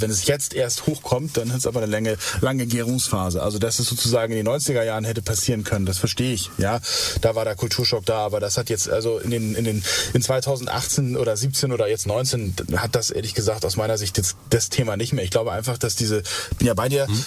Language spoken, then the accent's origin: German; West Germany, Germany; ich bin Westdeutscher